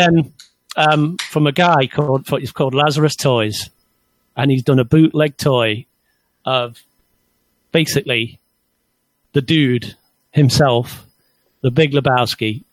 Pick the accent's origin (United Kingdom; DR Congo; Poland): United Kingdom; England; Being English